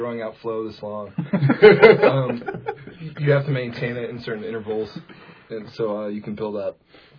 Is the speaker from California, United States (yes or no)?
yes; San Clemente, California, United States; moved away; I'm an offensive tackle from San Clemente, California, number 78. I'm currently residing in Little House